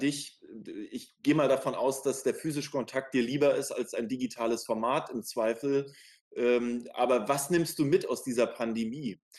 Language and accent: German; Schwerin, Mecklenburg-Vorpommern, Germany; now in Berlin, Germany; Ich bin ja auch in einem Land geboren, was es heute nicht mehr gibt, so wie Wiebke, die DDR